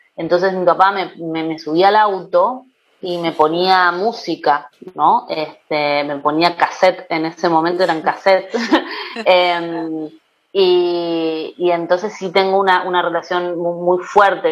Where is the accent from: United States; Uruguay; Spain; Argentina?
Argentina; Rosario, Santa Fe; yo soy de Rosario, de una ciudad de la provincia de Santa Fe